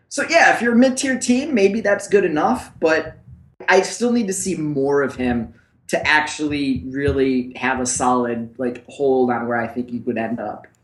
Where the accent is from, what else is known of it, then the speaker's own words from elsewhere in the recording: Buffalo, New York, United States; I'm from Buffalo, and that's what we do in Buffalo